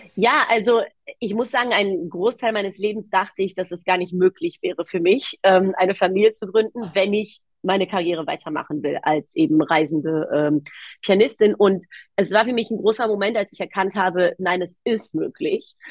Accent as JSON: {"language": "German", "country": "Germany", "tie": "born or raised there", "said": "ich bin in Deutschland aufgewachsen, aber ich sage immer gerne in einem sehr griechischen Haushalt"}